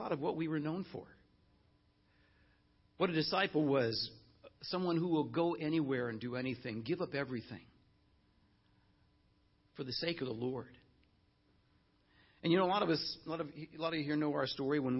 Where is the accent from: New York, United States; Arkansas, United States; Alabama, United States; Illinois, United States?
Illinois, United States; Chicago; moved away as an adult; now in Los Angeles, United States; Nancy and I were in Chicago, where we expected to be the rest of our lives, our ministry lives, and we grew up in Chicago